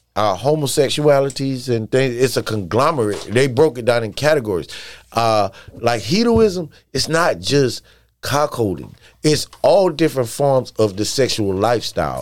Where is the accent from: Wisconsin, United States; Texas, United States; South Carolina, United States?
South Carolina, United States; moved away as an adult; also born or lived in New York / Washington, D.C.; growing up in South Carolina.